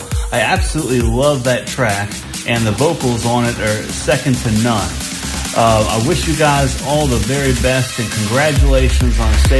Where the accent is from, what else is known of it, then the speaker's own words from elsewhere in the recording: North Carolina, United States; I'm from North Carolina, United States.